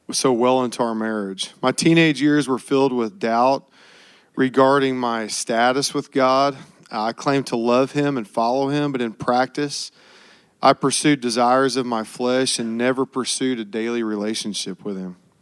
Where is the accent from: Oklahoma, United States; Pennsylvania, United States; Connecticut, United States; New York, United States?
Oklahoma, United States; I was born in Oklahoma and was raised in a fiercely competitive alpha male environment